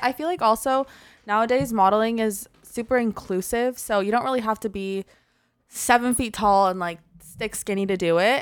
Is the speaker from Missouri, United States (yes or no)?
no; Orange County, California, United States; moved away as an adult; also born or lived in Florida; now in Los Angeles, United States